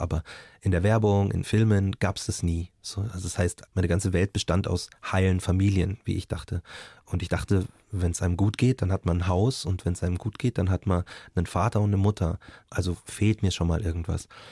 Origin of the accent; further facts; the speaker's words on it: Markt Schwaben, Bavaria, Germany; also born or lived in Munich; ich bin in München geboren, aber in Marktschwaben erst geworden